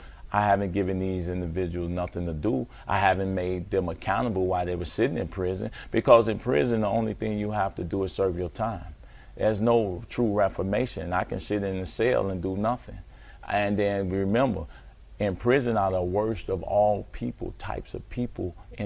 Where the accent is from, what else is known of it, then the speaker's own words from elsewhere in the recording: Chicago, Illinois, United States; Born and raised in Chicago, Inglewood, and man, all my life.